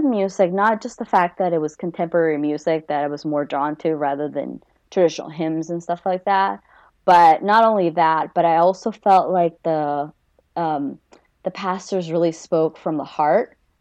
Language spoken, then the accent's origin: English; Peru; now in United States; I was born and raised in Peru before I moved here.